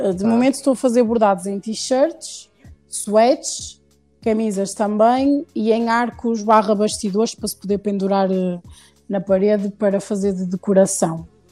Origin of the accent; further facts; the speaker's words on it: Porto, Norte, Portugal; also born or lived in Lisbon; nasci em Lisboa, uhum. mas já moro no Porto desde os 4 anos, por isso já sou praticamente uh, do Porto.